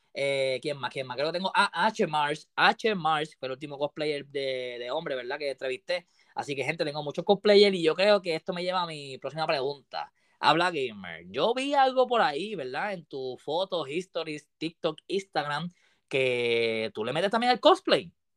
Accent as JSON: {"language": "Spanish", "country": "Puerto Rico", "said": "Tú eres de Puerto Rico, igual que yo"}